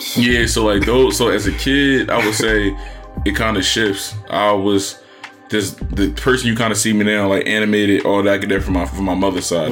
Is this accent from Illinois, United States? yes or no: no; Philadelphia, Pennsylvania, United States; I was from Uptown